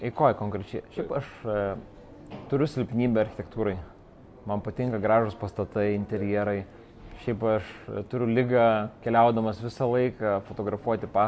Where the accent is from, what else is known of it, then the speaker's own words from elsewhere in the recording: Vilnius, Vilnius County, Lithuania; moved away as an adult; also born or lived in England; aš esu lietuvis. Nuo pat pradžių čia gimęs ir užaugęs, Vilnietis. Ir um, dabar jau praktiškai daugiausia Vilniui ir praleidęs. Nors šiaip esu 8 metus gyvenęs užsienį, Anglijai